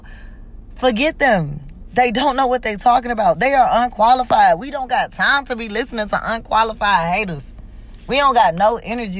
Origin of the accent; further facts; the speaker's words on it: Georgia, United States; moved away as an adult; also born or lived in Mississippi; I'm from Georgia, and I moved straight to Mississippi on somebody offered me a job, and I went.